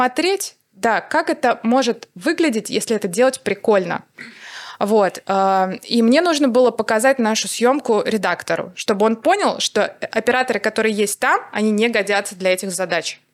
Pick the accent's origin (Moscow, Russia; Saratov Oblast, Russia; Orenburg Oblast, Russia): Saratov Oblast, Russia; Saratov; Я отучилась на факультете журналистики в Саратове, в моём родном городе